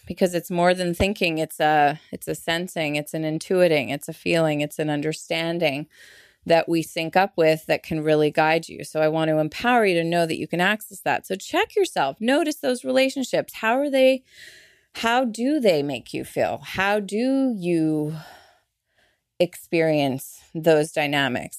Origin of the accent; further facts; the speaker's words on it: Canada; I'm Canadian. I'm so not Southern, and here I am sounding Southern